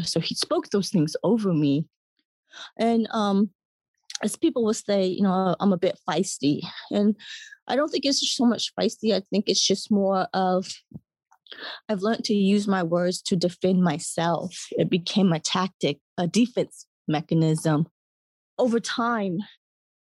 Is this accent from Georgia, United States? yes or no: yes; Atlanta, Georgia, United States; I grew up in Atlanta, Georgia, grew up on the Black side of my family